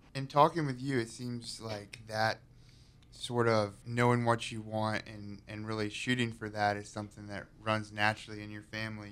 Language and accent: English; High Point, North Carolina, United States; I'm born and raised in High Point